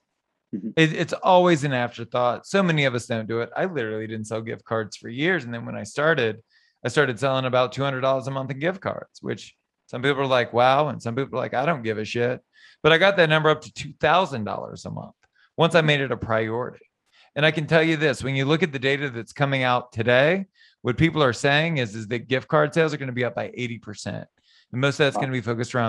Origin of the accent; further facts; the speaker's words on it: Southern Louisiana, United States; I was born and raised in Southern Louisiana.